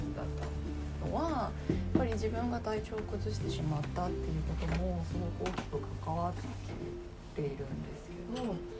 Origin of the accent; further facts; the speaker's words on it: Nagasaki, Japan; now in Fukuoka, Japan; 私は地元は長崎なんですけど